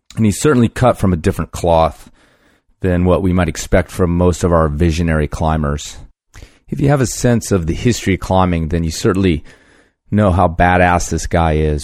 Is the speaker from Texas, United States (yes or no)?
no; Colorado, United States; moved away; also born or lived in Southern California; not only was I a Southern California climber, but I was from really from Colorado.